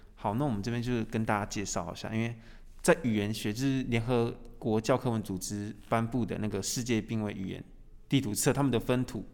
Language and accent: Chinese; Taiwan; 离开部落嘛，可以到市区，虽然说我每个礼拜都会回去，因为市区其实离部落不会太远